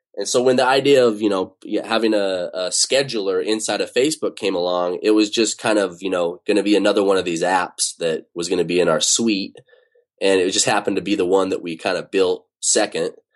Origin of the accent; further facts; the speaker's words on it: Utah, United States; now in Bay Area, United States; I grew up in Utah